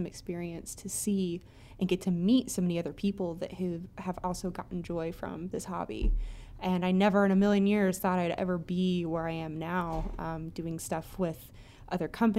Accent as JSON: {"language": "English", "region": "Indiana", "country": "United States", "tie": "born or raised there", "moved": "as an adult", "lives_now": "Ohio, United States", "said": "I am from the Midwest. I grew up in Indiana and moved to Ohio a few years ago, and I've been living here for the past, I'd say, about 5 years"}